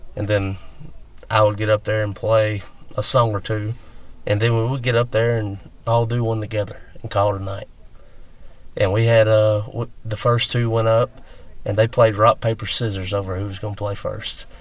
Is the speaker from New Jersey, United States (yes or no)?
no; West Alabama, United States; moved away as an adult; now in Mississippi, United States; I grew up in West Alabama, and now I've spent a majority of my late twenties and all my thirties in Mississippi